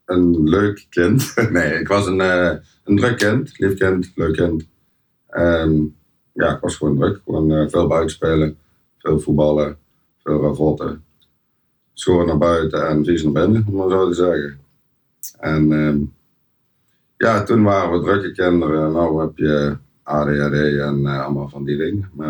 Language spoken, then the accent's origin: Dutch; Helmond, North Brabant, Netherlands; accent: Brabants; also born or lived in Deurne; Geboren en getogen in Helmond.